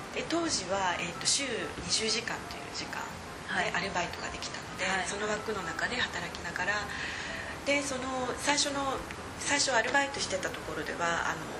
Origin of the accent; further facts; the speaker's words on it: Okayama, Japan; moved away as an adult; now in London, United Kingdom; 私岡山の出身なんですけれども岡山の女子大に行ったんですね